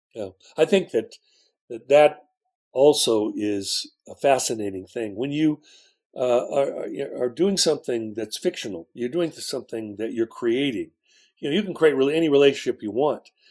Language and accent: English; West Coast, United States; I'm from the West Coast